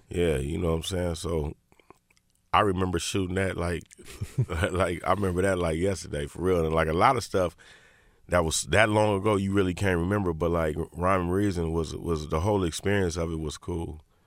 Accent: Inglewood, California, United States; I'm from Inglewood

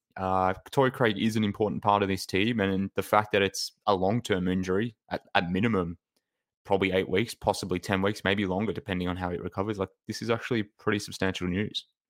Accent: Australia; from Australia

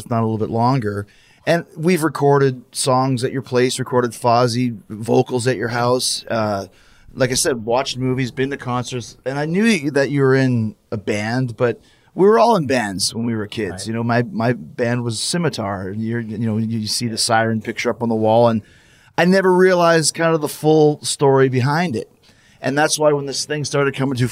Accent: Winnipeg, Manitoba, Canada; I grew up in Winnipeg, Manitoba

